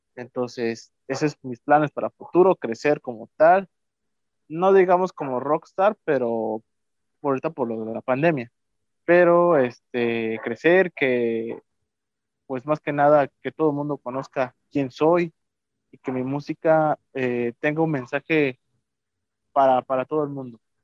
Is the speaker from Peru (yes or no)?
no; Veracruz, Mexico; moved away; Soy originario del estado de Veracruz